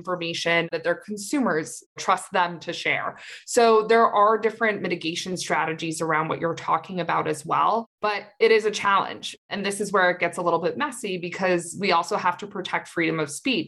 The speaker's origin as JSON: {"language": "English", "region": "Maine", "country": "United States", "also_born_or_lived": "Washington, D.C.", "moved": "as an adult", "said": "I'm from Maine"}